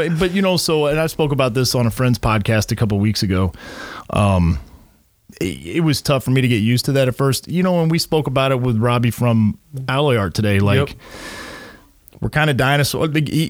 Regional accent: Missouri, United States; moved away; I come from Missouri

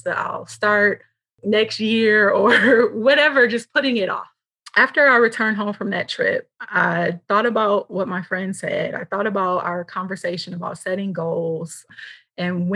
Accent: Michigan, United States; moved away; I'm originally from Michigan

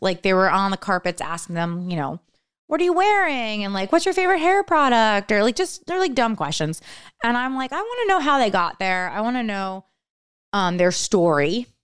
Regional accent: around New York City / New Jersey, United States; now in Los Angeles, United States; I grew up around New York City

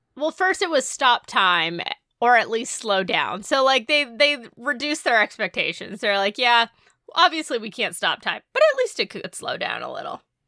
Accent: New England, United States; we're from New England

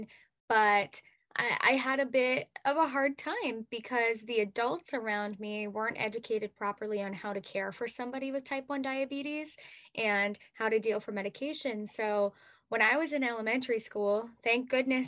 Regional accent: Lakeville, Massachusetts, United States; I am from Lakeville, Massachusetts. And this year, I'm actually representing my hometown of Lakeville

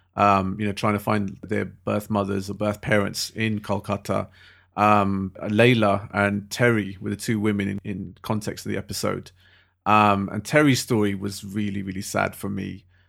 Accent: London, United Kingdom; I love being a Londoner

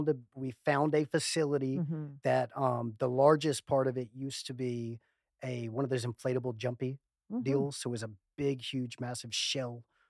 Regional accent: Macon, Georgia, United States; also born or lived in California; originally from Macon.

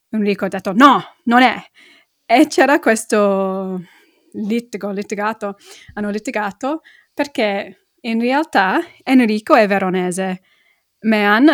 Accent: Middlesbrough, North East England, United Kingdom; born there; accent: London; Italian is a second language; a parte del mio accento che è molto londinese, infatti uh, sono nata una parte del, del nord-est, a Middlesbrough, è una, una parte molto industriale.

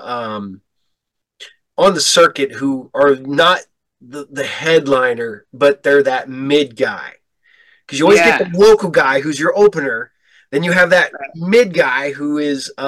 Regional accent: Ohio, United States; if you drive 75 up to Michigan, you will drive like right by my hometown. It's a little podunk, little out of the middle of nowhere town

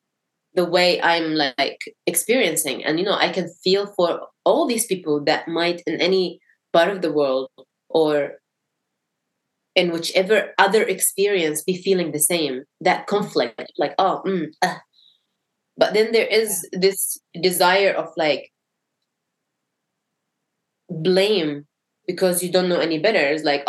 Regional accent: Syria; born there; It's more like, oh, I was born in Syria and I don't see things happening by accident.

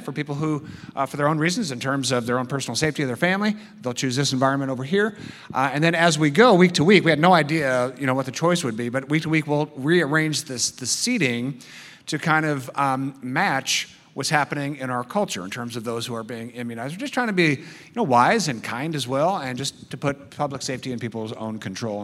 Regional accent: United States; I love being American.

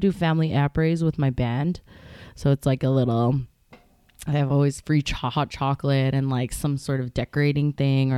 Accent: Calgary, Alberta, Canada; now in Whistler, Canada; I'm from Calgary

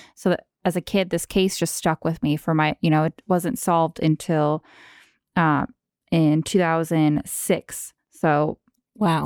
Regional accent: Anchorage, Alaska, United States; I'm a born and raised Alaskan. I was born in Anchorage and lived there a good portion of my childhood.

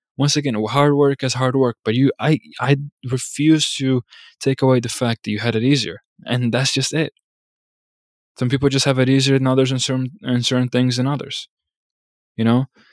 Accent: United States; As an American

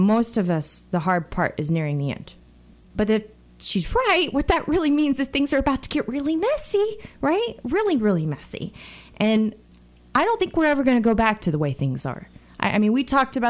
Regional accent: United States; this attack on our country today, in my opinion, has reminded us how blessed we are to be Americans.

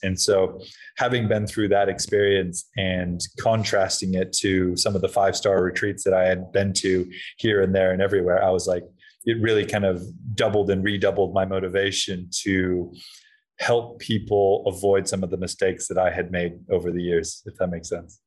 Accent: Hawaii, United States; I was um growing up in Hawaii

